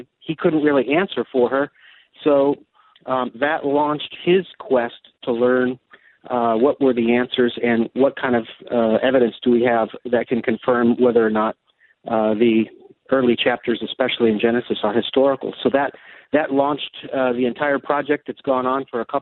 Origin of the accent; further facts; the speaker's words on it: Akron, Ohio, United States; moved away as an adult; also born or lived in Russia; I'm actually originally from Akron, Ohio, of Serbian descent